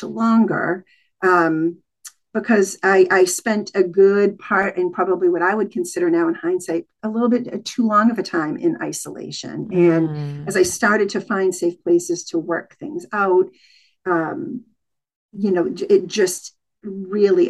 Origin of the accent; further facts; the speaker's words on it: New England, United States; I grew up in New England